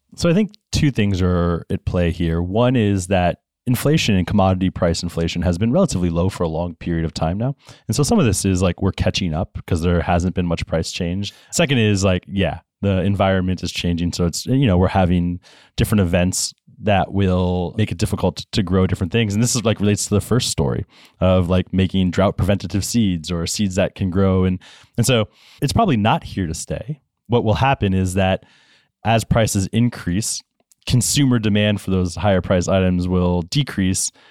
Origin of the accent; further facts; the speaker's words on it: Florida, United States; Grew up in Florida